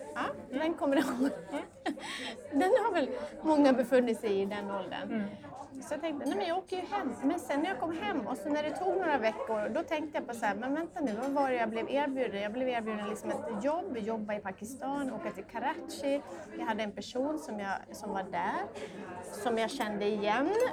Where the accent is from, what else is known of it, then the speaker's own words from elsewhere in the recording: Borlänge, Dalarna County, Sweden; moved away; also born or lived in London; jag kom ju från en, eh, från en mindre stad i Dalarna, jag kom från Borlänge